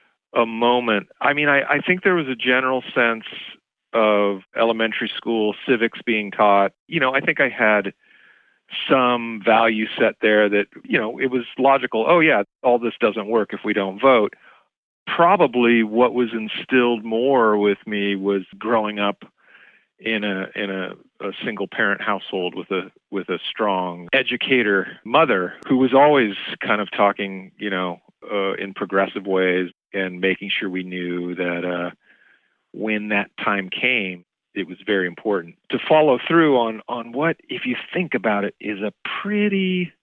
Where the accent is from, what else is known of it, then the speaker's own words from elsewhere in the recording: Irvine, California, United States; also born or lived in Los Angeles; I would have been registered in Irvine in my hometown in Orange County